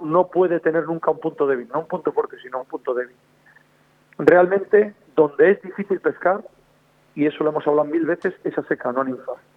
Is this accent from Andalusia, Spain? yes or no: no; Villares de Órbigo, Castile and León, Spain; moved away; also born or lived in Asturias; En mi pueblo, en Villores de Órbigo